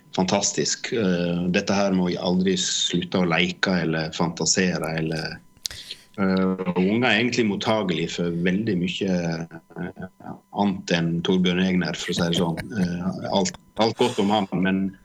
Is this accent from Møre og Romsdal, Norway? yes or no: no; Årdalstangen, Vestland, Norway; now in Oslo, Norway; når jeg vokste opp oppe på Sletterust eller Tyen og, altså, med vidde